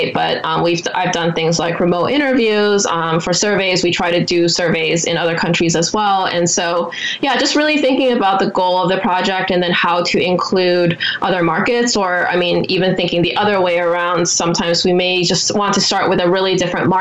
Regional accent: Taiwan; now in United States; Part of my life, I grew up in Taiwan in a pretty collectivist culture.

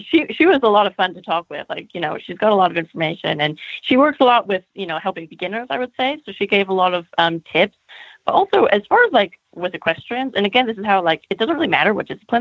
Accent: California, United States; moved away; also born or lived in United Kingdom / Germany; I am Californian

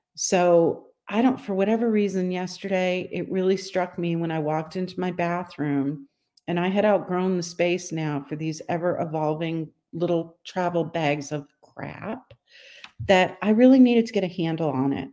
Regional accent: Northeast, United States; now in Charleston, United States; I grew up in the Northeast

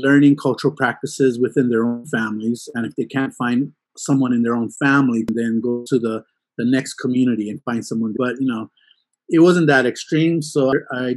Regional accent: Hawaii, United States; I am a native Hawaiian here in Hawaii

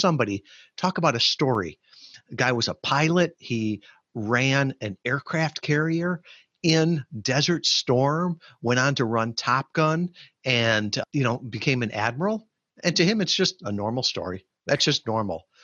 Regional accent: Chicago, Illinois, United States; moved away; I grew up in the Chicagoland area

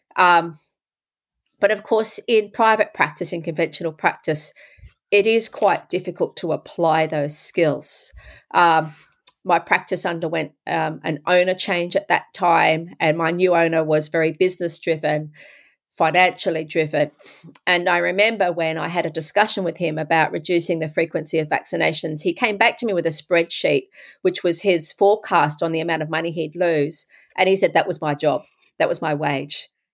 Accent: Sydney, New South Wales, Australia; also born or lived in England; I grew up in Sydney, Australia

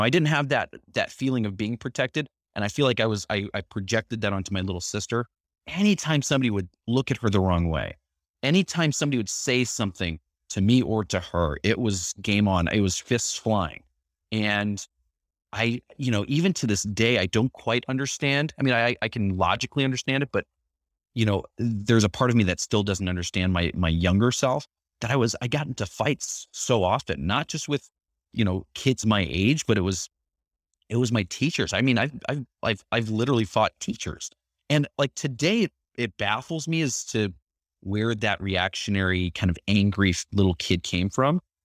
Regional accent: Chicago, Illinois, United States; I grew up in Chicago

